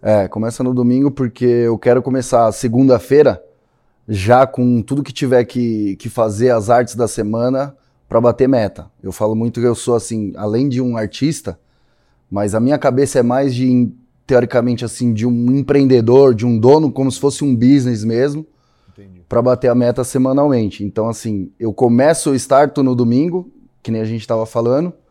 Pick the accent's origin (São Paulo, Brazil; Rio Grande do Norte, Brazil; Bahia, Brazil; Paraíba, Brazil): São Paulo, Brazil; Eu sou daqui de São Paulo